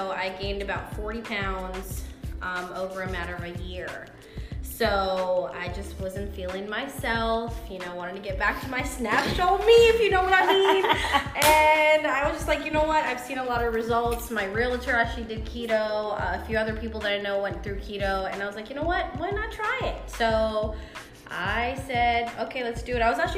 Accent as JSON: {"language": "English", "country": "Sri Lanka", "also_born_or_lived": "Dubai / Toronto", "second_language": "English", "moved": "yes", "lives_now": "Georgia, United States", "said": "Yeah, then moved to Toronto. I'm a Canadian citizen, and I moved to Georgia in 06, so I've been all around the world, and I am a Sri Lankan person."}